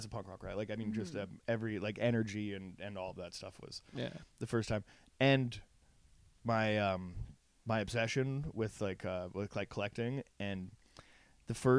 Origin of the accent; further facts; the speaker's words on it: BC near the US border, British Columbia, Canada; now in Vancouver, Canada; I grew up on the border. So basically, 10 minutes away from my mom's house is like I'm closer to Spokane and Coeur d'Alene and shit than I am to like Kelowna from my hometown